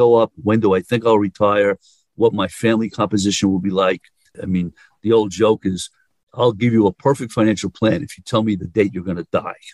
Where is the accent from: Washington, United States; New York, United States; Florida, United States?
New York, United States; accent: New Yorker; I'm a New Yorker